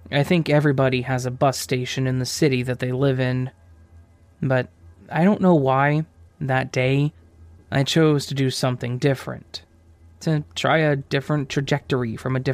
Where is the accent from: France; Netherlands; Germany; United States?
France; English is a second language; I'm from France, so driving below 18 years old, which is the majority there, is pretty much illegal.